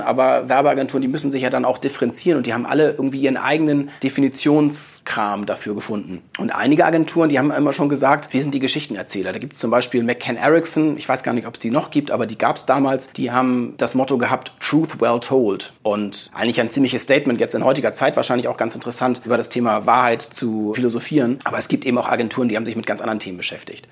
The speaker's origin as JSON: {"language": "German", "region": "Hamburg", "country": "Germany", "said": "Ich komme aus Hamburg"}